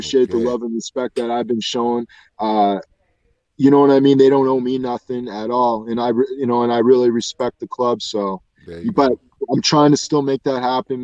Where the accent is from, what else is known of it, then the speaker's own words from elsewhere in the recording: Dartmouth, Nova Scotia, Canada; I'm from Dartmouth, Nova Scotia, man. I'm from small little tiny place